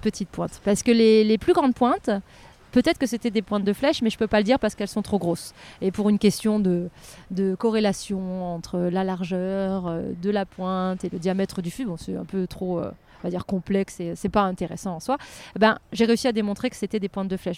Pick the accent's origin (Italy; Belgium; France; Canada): France; Lorraine, Grand Est; moved away; also born or lived in Nancy; je suis Lorraine à la base, donc j'étais à Nancy